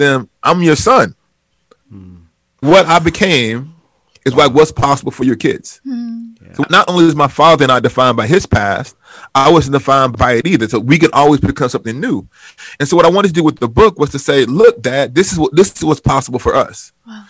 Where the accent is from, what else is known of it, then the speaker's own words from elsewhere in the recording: Huntsville, Alabama, United States; now in Wheaton, Illinois, United States; in Huntsville, my hometown growing up